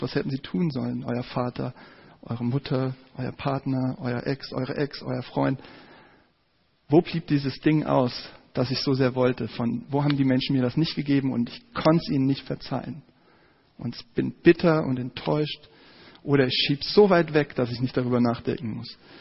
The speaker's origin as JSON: {"language": "German", "town": "Giessen", "region": "Hesse", "country": "Germany", "tie": "born or raised there", "said": "in meiner Heimatstadt in Gießen."}